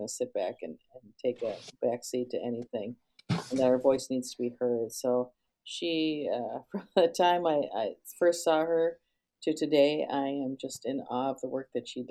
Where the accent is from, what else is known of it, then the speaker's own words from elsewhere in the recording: Duluth, Minnesota, United States; I'm from Duluth, Minnesota originally